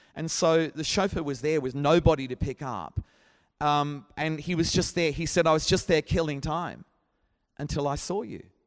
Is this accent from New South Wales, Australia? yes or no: no; Brisbane, Queensland, Australia; moved away as an adult; now in Sheffield, United Kingdom; my hometown is Brisbane